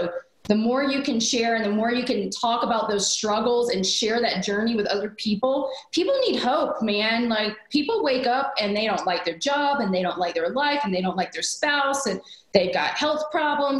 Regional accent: small town in Alabama, United States; I was raised in the South, a very traditional way

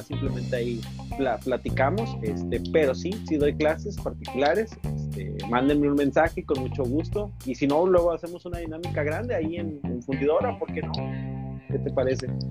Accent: Tampico, Tamaulipas, Mexico; él y yo somos de Tampico

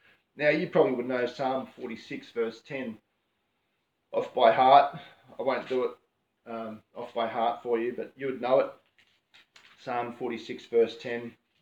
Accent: Queensland, Australia; moved away; we come from Queensland

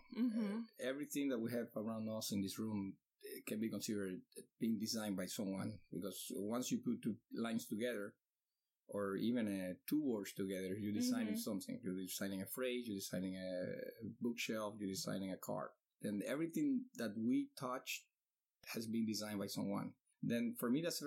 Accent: Cuba; now in Miami, United States; I'm from Cuba and 41 years old.

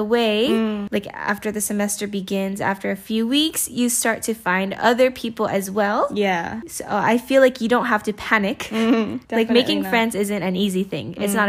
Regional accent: Japan; moved away; I came from Japan.

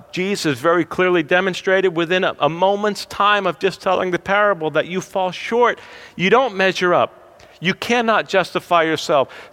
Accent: New Jersey, United States; I'm from New Jersey.

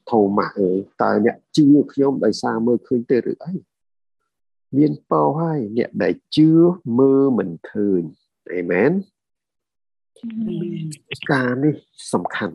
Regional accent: Cambodia

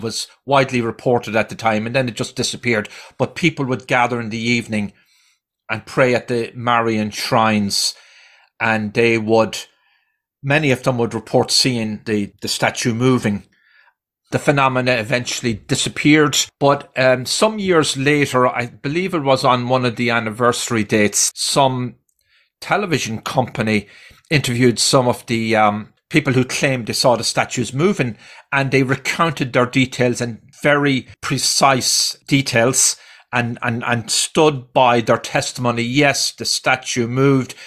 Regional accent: Ireland; moved away; I grew up in Ireland

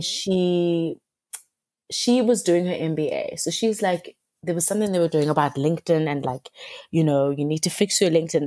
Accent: Cape Town, Western Cape, South Africa; I've grown up in Cape Town all my life.

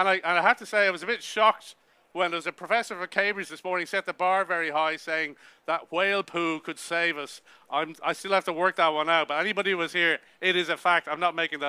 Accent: Ireland; I'm Irish

